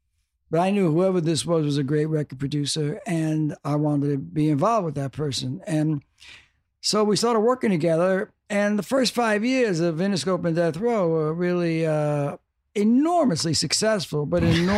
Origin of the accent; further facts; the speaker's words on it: Brooklyn, New York, United States; I'm from Brooklyn. He's from Compton.